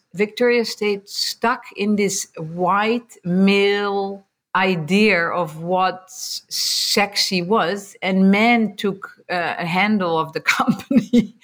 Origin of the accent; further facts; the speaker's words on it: Netherlands; moved away as an adult; also born or lived in America; now in United States; growing up in Holland, um, born and raised